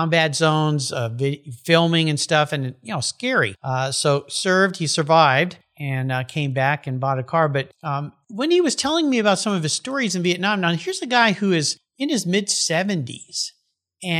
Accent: California, United States; moved away; also born or lived in Washington; I'm from California.

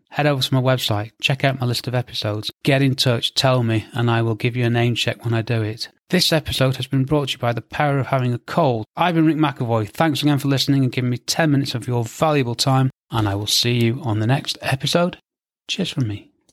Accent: England, United Kingdom; I'm English

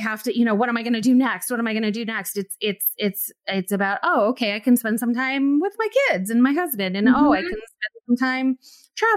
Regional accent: New York City, New York, United States; moved away as an adult; now in Chicago, United States; I'm from New York City. And, you know, and I started acting there

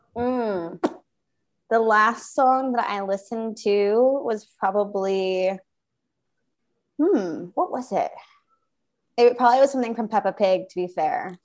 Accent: outside of Philadelphia, Pennsylvania, United States; moved away as an adult; also born or lived in Brooklyn, New York; now in South of France, France; I grew up in a small, small town outside of Philadelphia, Pennsylvania.

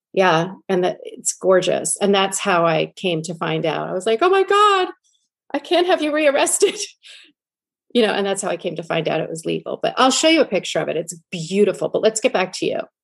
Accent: New York, United States; I grew up in New York listening to him on um, K Rock

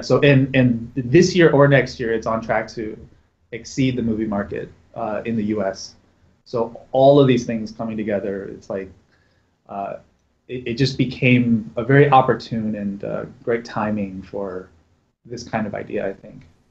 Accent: Raleigh, North Carolina, United States; moved away as an adult; also born or lived in San Francisco; grew up in raleigh north carolina

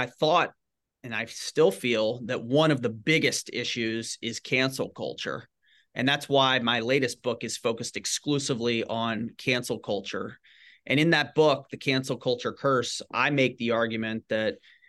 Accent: Shreveport, Louisiana, United States; Growing up, I grew up in Northwest Louisiana in Shreveport and was always involved with writing and journalism and creative writing.

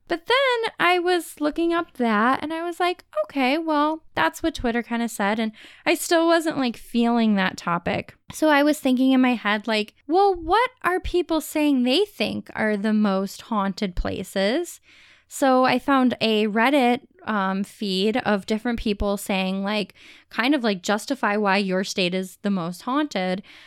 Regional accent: Ohio, United States; we've lived in Ohio, we grew up in Ohio

